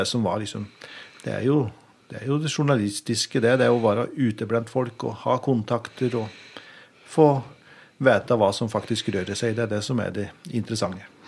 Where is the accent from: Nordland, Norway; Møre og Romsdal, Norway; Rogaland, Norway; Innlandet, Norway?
Innlandet, Norway; Biri; jeg er jo eh, oppvokst i Øvbygda, eh, i Bier Øvbygd.